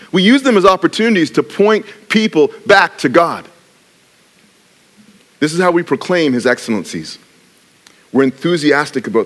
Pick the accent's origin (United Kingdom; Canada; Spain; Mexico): Canada; So, yes, I'm Canadian, but I actually have